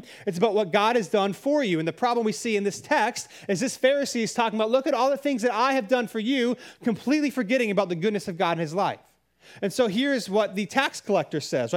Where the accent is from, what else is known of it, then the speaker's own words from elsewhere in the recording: Cary, North Carolina, United States; I grew up in Cary